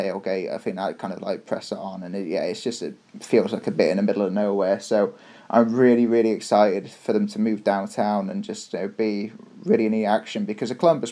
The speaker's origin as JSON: {"language": "English", "town": "Shrewsbury", "region": "West Midlands", "country": "United Kingdom", "tie": "born or raised there", "moved": "yes", "lives_now": "Toronto, Canada", "said": "where are you from? I was like, Shrewsbury"}